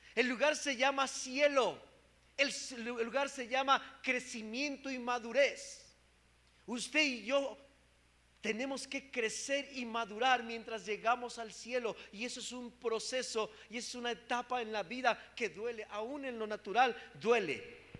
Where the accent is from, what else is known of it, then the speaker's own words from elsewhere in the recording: Mexico; como buen mexicano